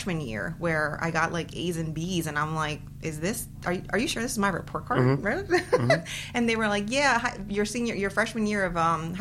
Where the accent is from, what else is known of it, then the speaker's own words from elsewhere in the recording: Pikesville, Maryland, United States; first language Spanish; English is a second language; also born or lived in Guatemala (ancestry); I actually went to elementary school in Pikesville